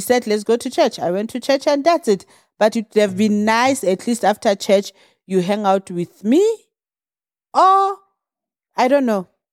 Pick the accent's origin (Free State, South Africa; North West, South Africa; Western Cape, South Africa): North West, South Africa; Orkney; moved away; I was brought up in the small town called Orkney in the mines, Vall Reefs.